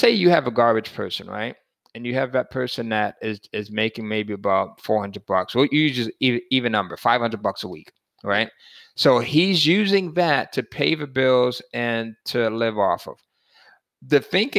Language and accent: English; Connecticut, United States; born or raised there; now in the deep South, United States